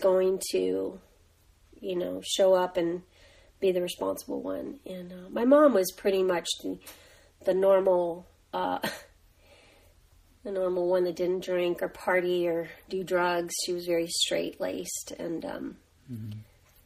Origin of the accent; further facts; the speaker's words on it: Los Angeles, California, United States; that's in East Los Angeles, California